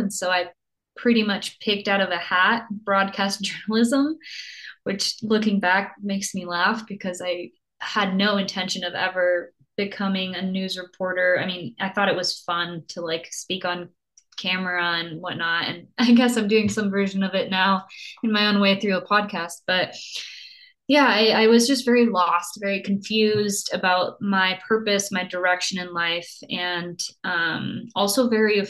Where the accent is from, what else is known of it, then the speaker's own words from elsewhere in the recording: Costa Rica; also born or lived in Germany; I was born in Germany, but then grew up in Costa Rica, not because I have a military family or anything, but just because my mom loved to travel and was very spontaneous like that. And so I grew up in Costa Rica and by the beach